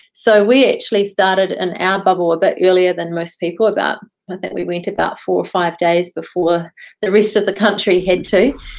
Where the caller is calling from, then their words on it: Dunedin, Otago, New Zealand; I'm connecting in from Okoho in Dunedin.